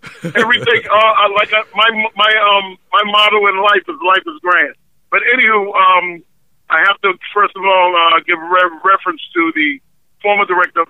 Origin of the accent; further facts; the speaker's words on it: South Carolina, United States; moved away; I grew up in South Carolina. So I consider myself being back home.